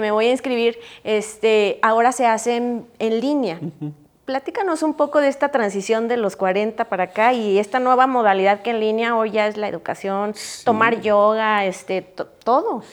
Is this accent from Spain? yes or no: no; Mexico; also born or lived in Europe; yo tuve la oportunidad de vivir en Europa y yo extrañaba un montón mi México